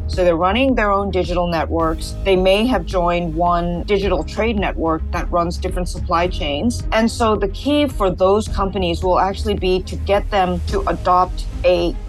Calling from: Hong Kong; I'm speaking from Hong Kong, but I'm actually based in Singapore

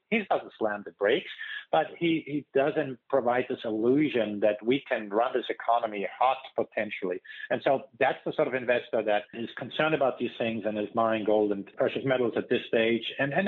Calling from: California, United States; I'm calling here from California

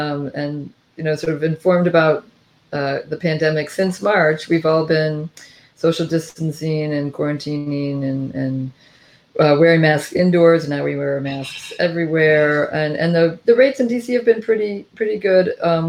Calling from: Washington, District of Columbia, United States; I'm calling from Washington, D.C.

